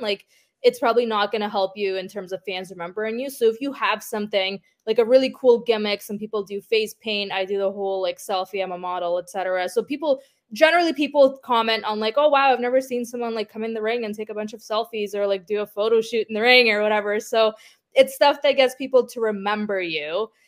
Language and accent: English; Ukraine; now in Toronto, Canada; I'm from Ukraine